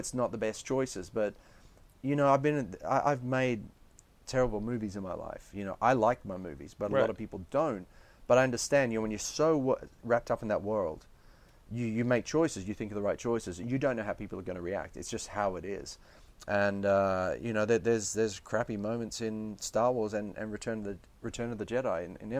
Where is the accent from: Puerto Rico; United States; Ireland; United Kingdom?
United Kingdom; England; also born or lived in Australia; Partially in England, partially in Australia.